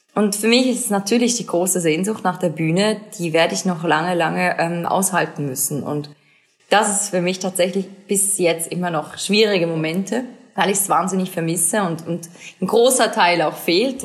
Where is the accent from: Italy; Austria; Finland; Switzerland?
Switzerland; Mini Schweiz, Mini Heimat